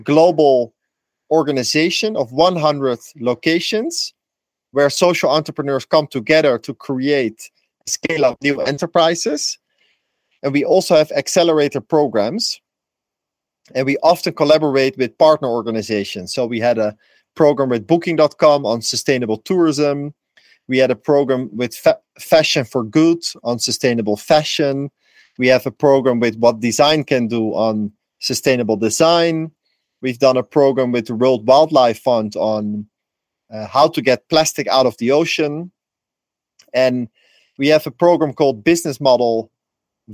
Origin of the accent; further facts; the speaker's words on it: Netherlands; also born or lived in Amsterdam, Netherlands; now in Ecuador; I'm from the Netherlands. I lived in Amsterdam for a long time